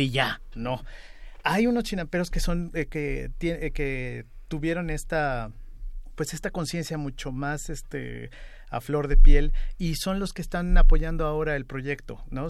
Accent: Mexico

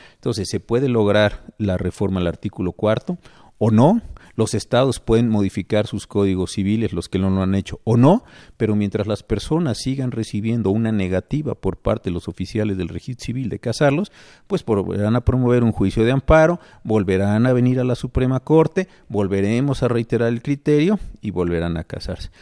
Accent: Mexico City, Mexico; also born or lived in Colima; nací en la Ciudad de México, esto es lo que digo es correcto y es verdad, pero como viví unos años en Colima

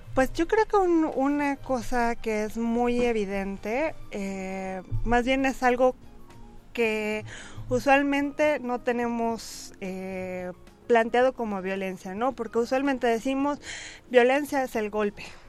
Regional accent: Mexico

